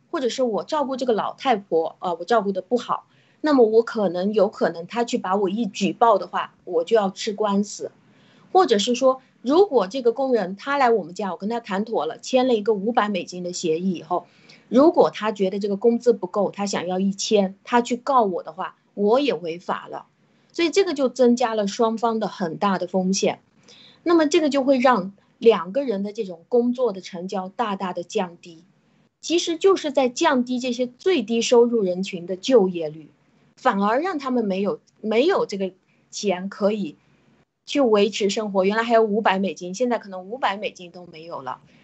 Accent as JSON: {"language": "Chinese", "country": "China", "said": "就是当我们中国人其实是最容易啊进入到这种民粹主义的问题的"}